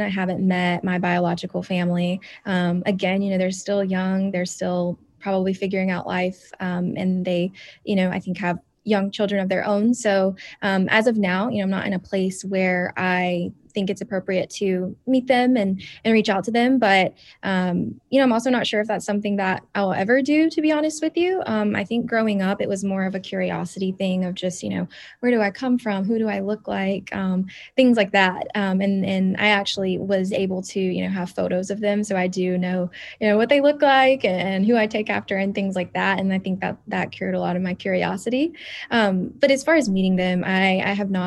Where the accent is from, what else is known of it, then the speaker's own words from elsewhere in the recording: Spartanburg, South Carolina, United States; Spartanburg teen, my hometown